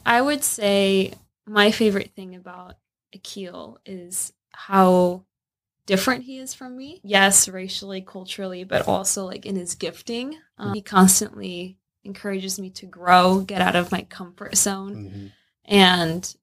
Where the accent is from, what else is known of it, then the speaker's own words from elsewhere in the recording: Italy; now in Minnesota, United States; I'm originally from Italy.